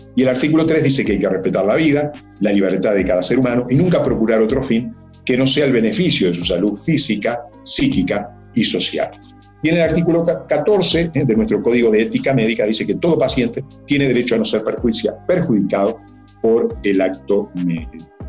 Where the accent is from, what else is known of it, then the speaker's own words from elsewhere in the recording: Uruguay; mi país, la mitad del, Uruguay, eh, nosotros somos 3 millones, 3 millones y medio